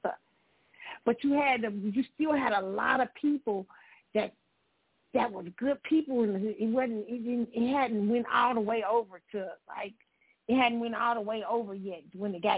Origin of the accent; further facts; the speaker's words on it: Kansas City, United States; in Kansas City, when you grew up in the Midwest